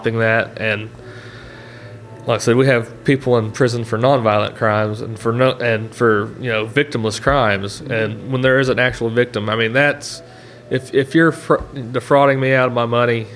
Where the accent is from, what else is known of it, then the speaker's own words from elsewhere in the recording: Oklahoma, United States; I'm from Oklahoma